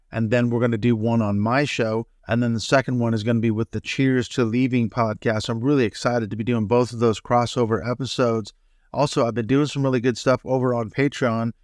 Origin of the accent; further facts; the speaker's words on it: Seattle, Washington, United States; I grew up in the Seattle area